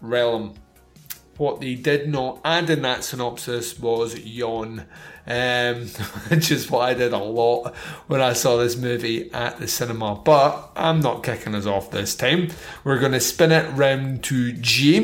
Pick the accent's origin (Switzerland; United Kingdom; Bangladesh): United Kingdom; Scotland; I am Scottish